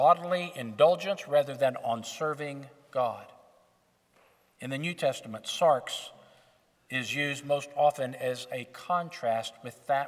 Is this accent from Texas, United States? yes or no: yes; Northeast Texas, United States; growing up in Northeast Texas